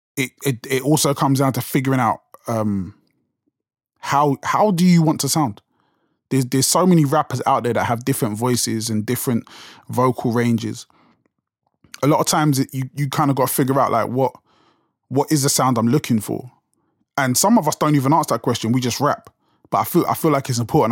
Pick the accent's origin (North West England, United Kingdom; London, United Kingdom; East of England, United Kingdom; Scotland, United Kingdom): London, United Kingdom; accent: South London; it's so, like, South London accent strong